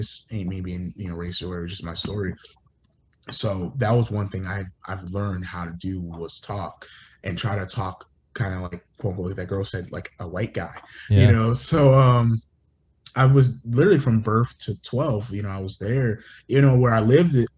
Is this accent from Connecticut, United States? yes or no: yes; Connecticut, United States; also born or lived in North Carolina; now in Fayetteville, United States; growing up in Connecticut